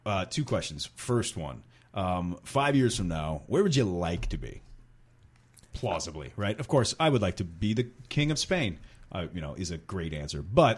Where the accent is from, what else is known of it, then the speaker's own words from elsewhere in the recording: Kenosha, Wisconsin, United States; We are from Kenosha.